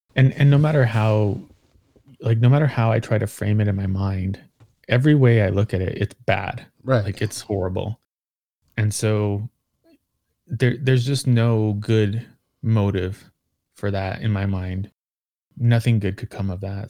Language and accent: English; Socorro, New Mexico, United States; my hometown in Socorro